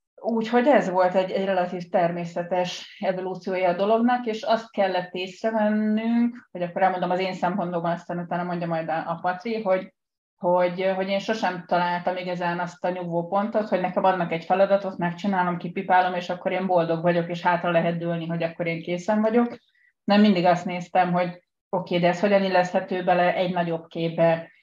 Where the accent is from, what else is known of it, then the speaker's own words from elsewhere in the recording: Budapest, Hungary; also born or lived in Pest; Én Budán születtem, de most az elmúlt 20 évben Pesti vagyok